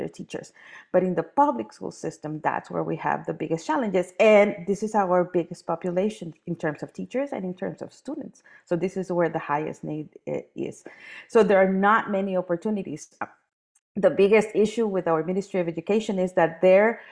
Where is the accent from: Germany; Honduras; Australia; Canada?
Honduras